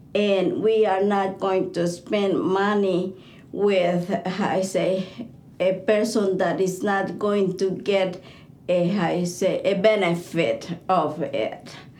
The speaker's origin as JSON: {"language": "English", "country": "Bolivia", "said": "I'm from Bolivia."}